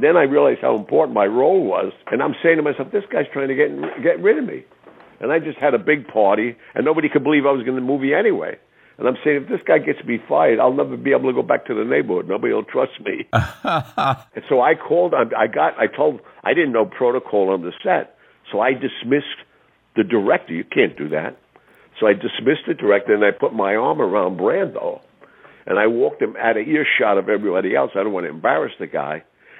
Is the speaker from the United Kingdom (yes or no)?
no; New York City, New York, United States; I was born on Mulberry Street